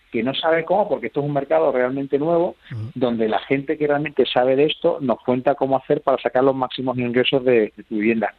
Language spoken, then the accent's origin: Spanish; Jerez de la Frontera, Andalusia, Spain; en Jerez de la Frontera, por supuesto, de donde soy yo